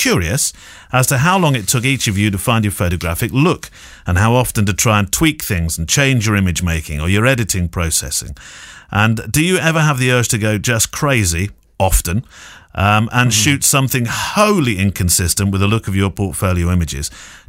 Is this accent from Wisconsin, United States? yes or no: no; San Antonio, Texas, United States; Sorry for the cheesy greeting, but I am from San Antonio, Texas, so I'm allowed to.